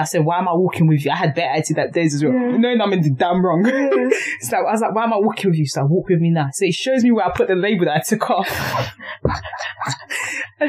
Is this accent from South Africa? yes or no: no; London, United Kingdom; near my house in Thamesmead.